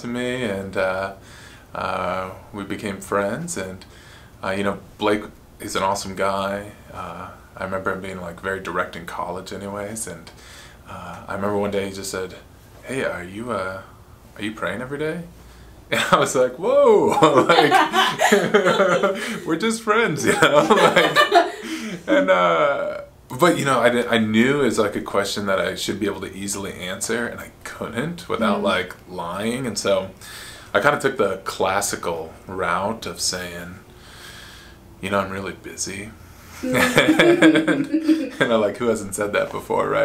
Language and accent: English; Phoenix, Arizona, United States; also born or lived in Pittsburgh; I'm born and raised in Phoenix, Arizona. I grew up here